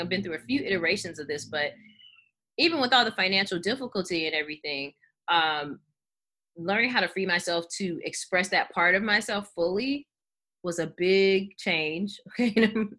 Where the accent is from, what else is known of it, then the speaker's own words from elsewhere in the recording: Los Angeles, California, United States; moved away; I'm from Los Angeles originally.